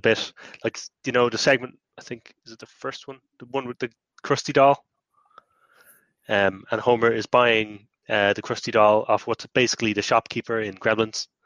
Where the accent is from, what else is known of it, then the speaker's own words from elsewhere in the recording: Ireland; as an Irish person, where you know Halloween was invented